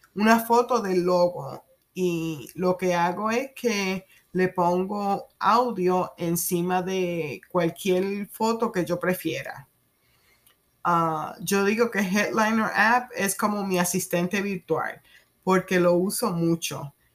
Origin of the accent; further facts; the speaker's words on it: Puerto Rico; first language Spanish; moved away as an adult; also born or lived in New York / Kansas / Maryland; now in United States; Me crié en Puerto Rico